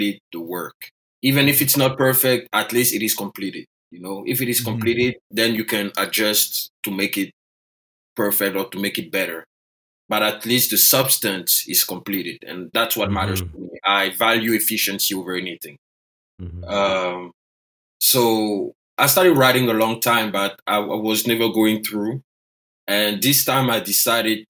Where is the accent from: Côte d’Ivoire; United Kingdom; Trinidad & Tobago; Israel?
Côte d’Ivoire; first language French; English is a second language; moved away as an adult; now in United States; I was born and raised in Côte d'Ivoire.